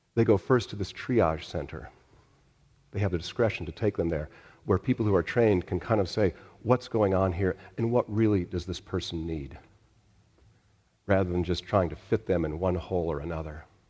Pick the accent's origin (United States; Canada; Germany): United States; Chicago, Illinois; moved away; I was born in Chicago